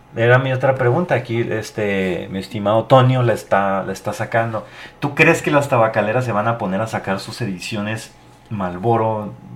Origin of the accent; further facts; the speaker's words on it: Mexico; mi país